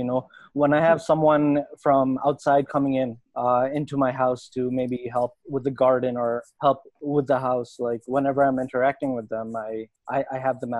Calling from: Nepal; I'm speaking from Nepal, and here there is a mask mandate.

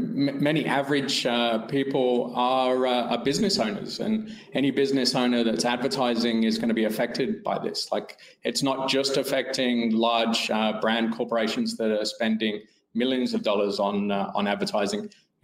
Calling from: Perth, Western Australia, Australia; From Perth, Australia this morning.

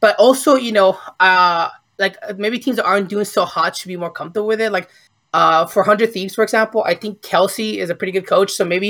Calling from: Ventura, California, United States; I'm calling from Ventura, California.

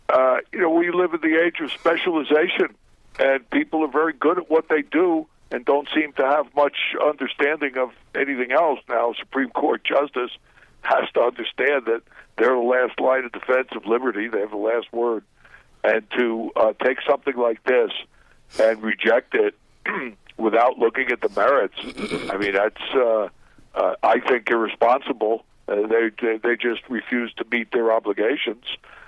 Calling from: Guatemala

